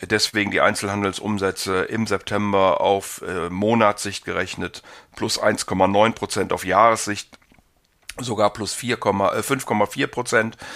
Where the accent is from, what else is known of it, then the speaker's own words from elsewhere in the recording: Rhineland, Germany; Ich ähm, bin ja Rheinländer und insofern einigermaßen optimistisch.